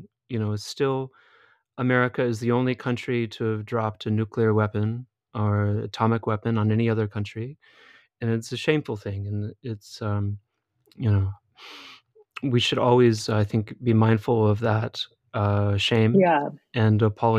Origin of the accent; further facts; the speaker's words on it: Illinois, United States; We are from Illinois, which is very rural, very provincial.